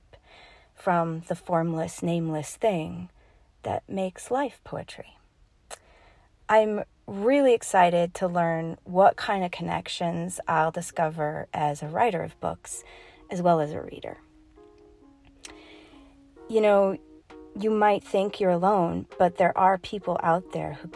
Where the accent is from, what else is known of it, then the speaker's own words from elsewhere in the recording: Rocky Mountains in Colorado, United States; I am from the Rocky Mountains in Colorado.